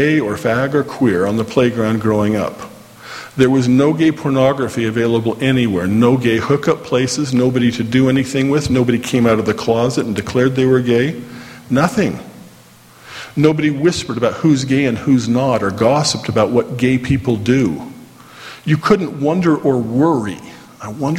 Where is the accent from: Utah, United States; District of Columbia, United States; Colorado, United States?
Utah, United States; Orem; I grew up here in Orem